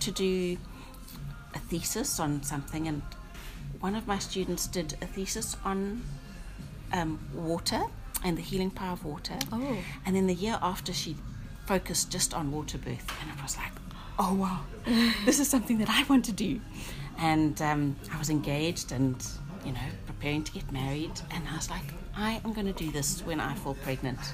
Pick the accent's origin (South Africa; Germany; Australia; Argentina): South Africa; moved away as an adult; now in Northern Ireland, United Kingdom; I'm originally from South Africa